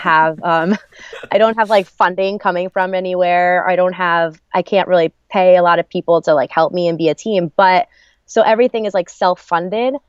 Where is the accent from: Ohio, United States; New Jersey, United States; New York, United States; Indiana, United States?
New Jersey, United States; also born or lived in Arizona; I grew up in New Jersey. Um, I was born, though, in Arizona on the army base camp.